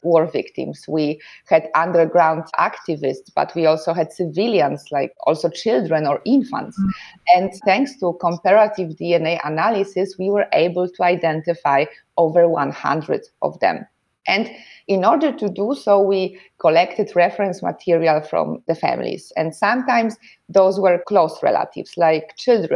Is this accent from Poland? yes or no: yes; Poland; moved away as an adult; now in Germany; I was born and raised in Poland. I live and work in Germany